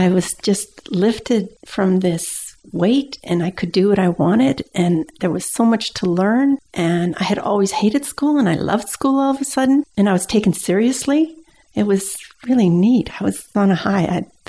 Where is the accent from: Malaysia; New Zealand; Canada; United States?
Canada; Windsor, Ontario; We went, there's all of Essex County, and at the very end is Point Pelee, where there's a provincial park.